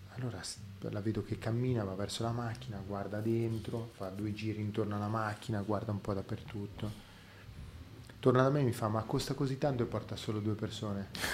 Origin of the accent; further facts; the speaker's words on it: Milan, Lombardy, Italy; sono cresciuto a Milano